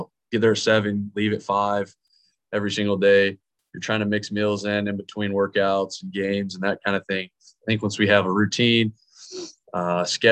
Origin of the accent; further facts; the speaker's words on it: Dallas, Texas, United States; I'm from Dallas, Texas